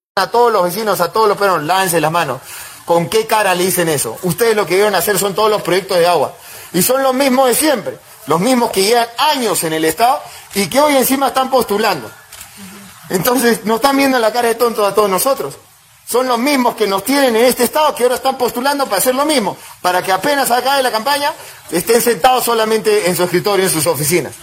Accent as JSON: {"language": "Spanish", "country": "Peru", "said": "Yo como joven, como peruano"}